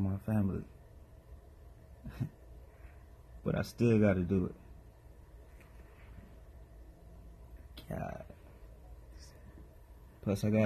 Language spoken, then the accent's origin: English; Fort Lauderdale, Florida, United States; I'm from Broward County, Lauderdale, Florida